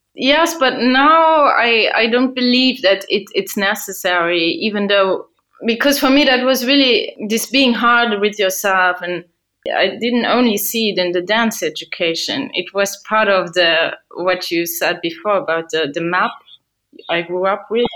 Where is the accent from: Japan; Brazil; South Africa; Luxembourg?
Luxembourg; I grew up and I was born in Luxembourg